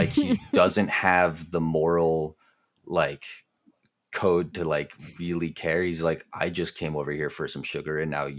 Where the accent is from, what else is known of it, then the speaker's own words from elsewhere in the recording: Philadelphia, Pennsylvania, United States; I'm from Philly. I kind of know it. It's my hometown.